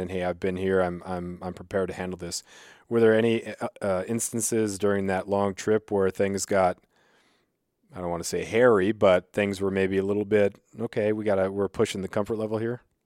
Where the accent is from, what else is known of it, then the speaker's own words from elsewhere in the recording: Southeast Alaska, United States; growing up in Southeast, and we would take the, take the ferries for basketball trips